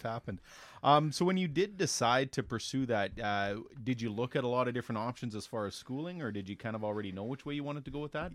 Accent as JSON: {"language": "English", "town": "Elk Point", "region": "Alberta", "country": "Canada", "tie": "born or raised there", "said": "we both grew up in the same small town"}